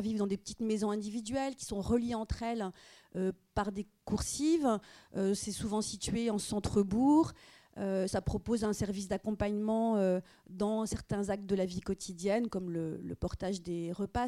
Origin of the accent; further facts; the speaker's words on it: France; chez nous en France